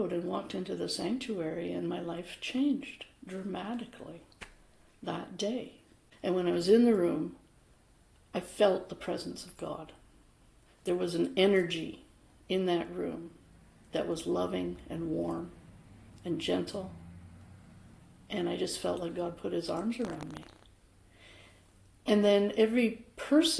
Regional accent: Vancouver, British Columbia, Canada; I was born in Vancouver

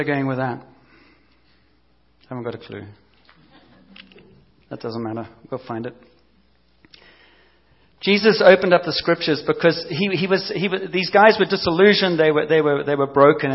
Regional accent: South Africa; moved away; also born or lived in Cape Town; growing up in South Africa under apartheid and the police system

